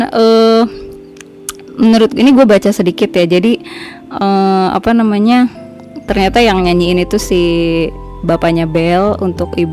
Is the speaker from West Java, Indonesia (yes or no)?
no; Padang, West Sumatra, Indonesia; gue kan gue kan orang Sumatera gue kan orang Padang